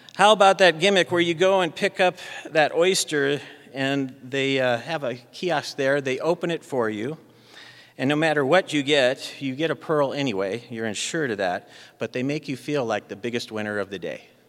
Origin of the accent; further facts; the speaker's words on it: Arizona, United States; moved away; I grew up in Arizona